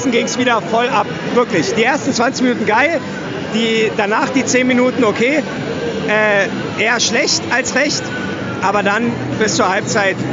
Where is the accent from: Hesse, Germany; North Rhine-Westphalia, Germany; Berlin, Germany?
Berlin, Germany; als Berliner, meckern ist immer.